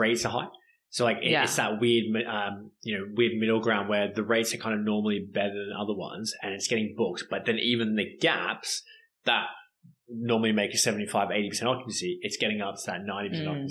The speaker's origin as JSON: {"language": "English", "country": "Australia", "moved": "yes", "said": "I'm Australian."}